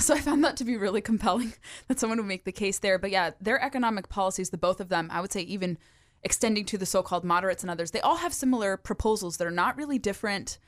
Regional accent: California, United States; now in Virginia, United States; my home state of California

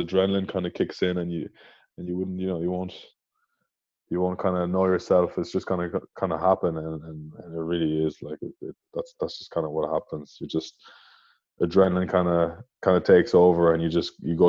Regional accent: Tralee, Munster, Ireland; I was from Tralee, you know, and there wasn't many guys training for the Munster underages there

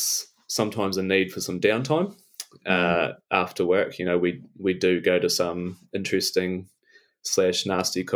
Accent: Invercargill, Southland, New Zealand; moved away as an adult; now in Te Anau, New Zealand; I'm originally from Invercargill

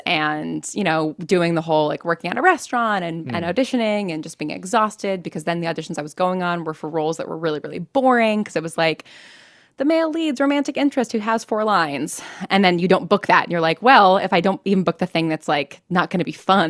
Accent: New York, United States; had gone to college for theater and music in the hopes of eventually moving back to New York where I grew up and being on Broadway.

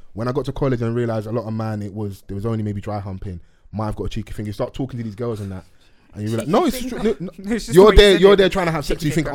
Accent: London, United Kingdom; I'm from Dulwich

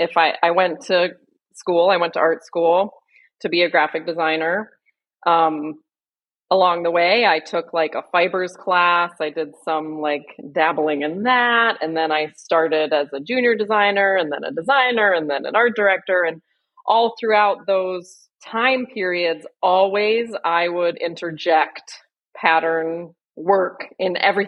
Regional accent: Burlington, Vermont, United States; I'm from Burlington, Vermont

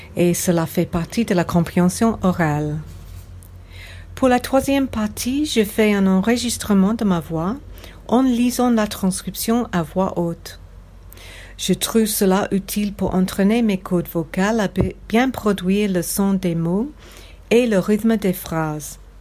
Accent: England, United Kingdom; French is a second language; now in Sydney, Australia; Quand j'étais jeune, j'habitais en Angleterre

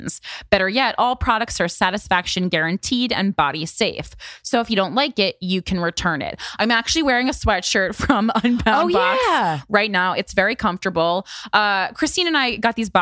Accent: Union, New Jersey, United States; my hometown of Union, New Jersey

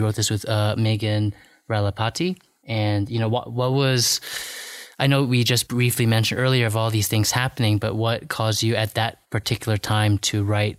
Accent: New Hampshire, United States; I grew up in New Hampshire, didn't see many Asians.

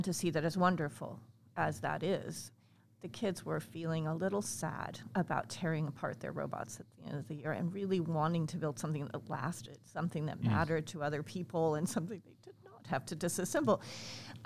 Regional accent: United States; also born or lived in Hawaii / England; I grew up here. Okay. Actually, not in Liberty, but yes, not far from here

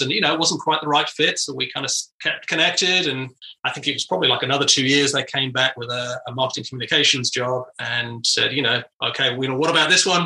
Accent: United Kingdom; moved away as an adult; now in United States; I was in the UK, and uh, you know, back in the '90s

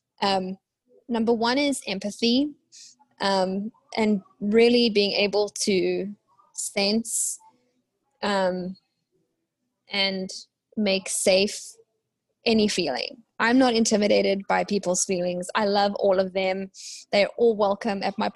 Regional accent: South Africa; now in Waco, United States; I'm South African, living in Waco, Texas in the US.

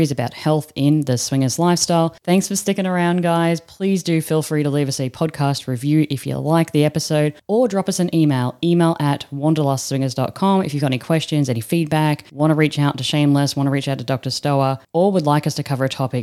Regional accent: Australia; now in Netherlands; I'm an Aussie sitting in the Netherlands right now

